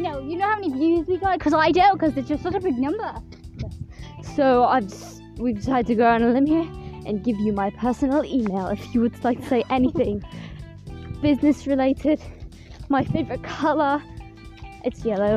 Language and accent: English; England, United Kingdom; moved away; I, I grew up in England. I came here from England.